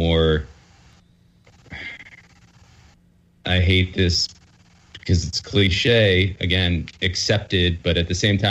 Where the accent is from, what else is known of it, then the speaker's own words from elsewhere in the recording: New Jersey, United States; where I grew up in Jersey